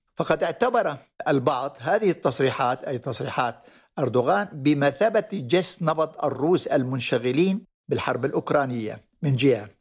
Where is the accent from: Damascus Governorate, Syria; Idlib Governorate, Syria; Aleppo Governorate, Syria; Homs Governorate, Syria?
Aleppo Governorate, Syria; Jarabulus; moved away; مدينة جرابلس هي مدينتي التي ولدت فيها وترعرعت فيها حتى الثانوية.